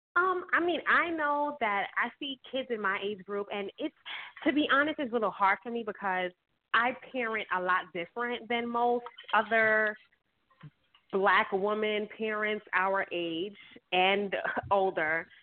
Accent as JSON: {"language": "English", "town": "New York City", "region": "New York", "country": "United States", "tie": "born or raised there", "said": "I grew up in Bed Stuy."}